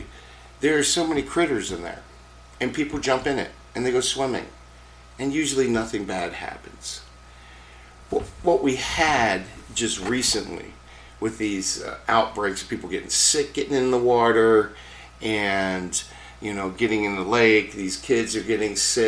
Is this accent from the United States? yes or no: yes; Baltimore, Maryland, United States; now in Minnesota, United States; where I grew up in Baltimore, where we had smog back in the 70s and 80s